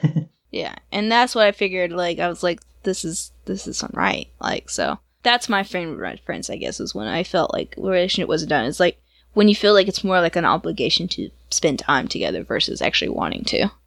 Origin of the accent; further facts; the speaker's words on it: Georgia, United States; It's in Georgia, and you've been through my hometown